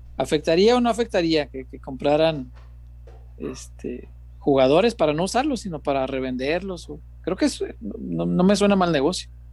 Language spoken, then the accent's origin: Spanish; Mexico; como mexicano